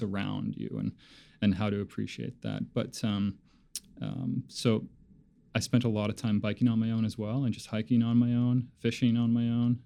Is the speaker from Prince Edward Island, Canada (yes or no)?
no; Labrador City, Newfoundland and Labrador, Canada; growing up in in Labrador City was fantastic.